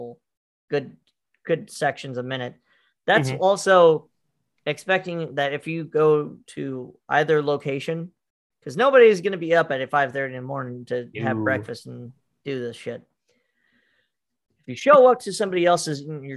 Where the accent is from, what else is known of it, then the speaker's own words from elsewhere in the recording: Montana, United States; Montana is about 5 years back usually from all the other